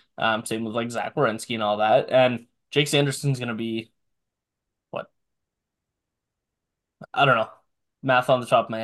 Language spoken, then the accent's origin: English; Canada; That hurts to say as a Canadian